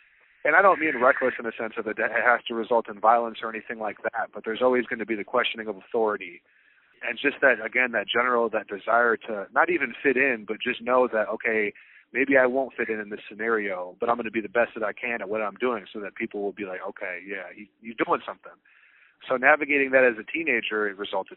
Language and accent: English; Clarkston, Michigan, United States; now in Freeland, United States; I grew up outside of Detroit, to be more fair, outside of Pontiac, Michigan